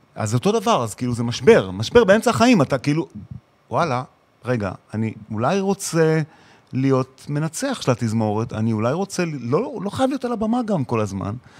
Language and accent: Hebrew; Israel; moved away as an adult; ילד ישראלי